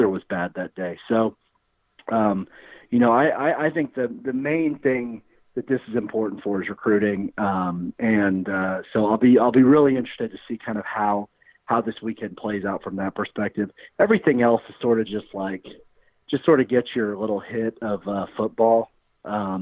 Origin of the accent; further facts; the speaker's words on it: Big 12 area, United States; I grew up in the Big 12 area